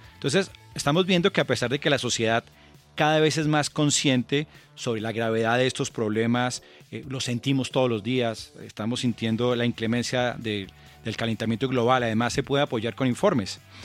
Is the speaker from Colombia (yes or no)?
yes; Colombia